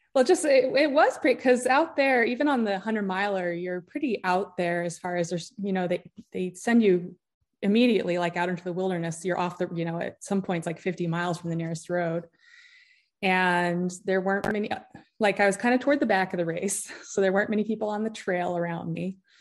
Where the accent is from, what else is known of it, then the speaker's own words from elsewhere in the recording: Utah, United States; moved away as an adult; also born or lived in Homer, Alaska; I grew up in Utah